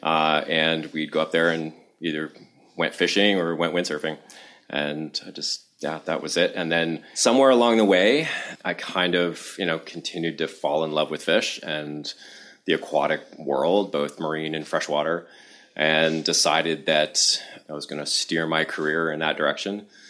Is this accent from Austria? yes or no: no; Toronto, Ontario, Canada; now in Amherst, United States; I was born in Toronto, Canada, and I spent a lot of time, uh, kicking around Southern Ontario and up in the Corthas